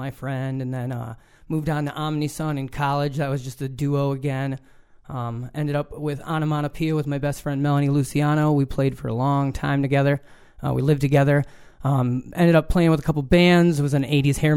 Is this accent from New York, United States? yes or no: yes; Falconer, New York, United States; I am from the Jamestown area. I was a Faulkner kid back in the day.